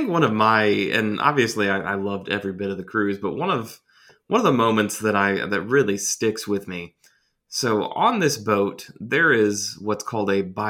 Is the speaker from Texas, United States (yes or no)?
no; Georgia, United States